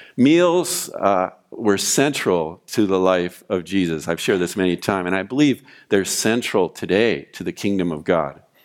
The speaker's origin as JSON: {"language": "English", "town": "Oxnard", "region": "California", "country": "United States", "tie": "born or raised there", "also_born_or_lived": "Ventura", "said": "I grew up in Oxnard"}